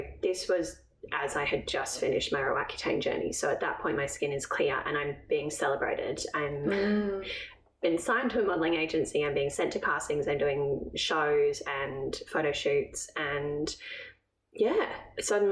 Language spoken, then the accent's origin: English; England, United Kingdom; I'm from England